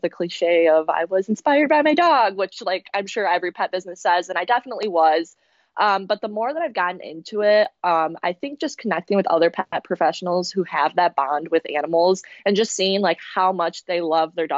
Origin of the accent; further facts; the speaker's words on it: Grand Rapids, Michigan, United States; I was ingrained in the dog community here in my hometown of Grand Rapids